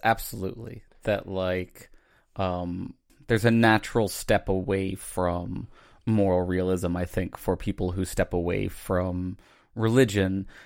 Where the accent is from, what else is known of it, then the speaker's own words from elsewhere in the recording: Virginia, United States; I grew up, um, outside of Virginia